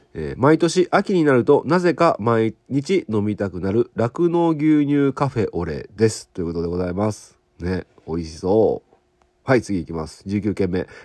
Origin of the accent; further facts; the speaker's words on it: Okayama, Japan; うちの地元の松崎牧場さん